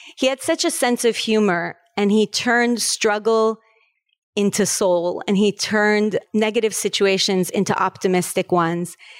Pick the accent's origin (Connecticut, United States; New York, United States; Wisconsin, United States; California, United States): California, United States; Los Angeles; moved away as an adult; also born or lived in Paris, France; now in Florida, United States; I was born in Paris, France, and raised in California, in Los Angeles.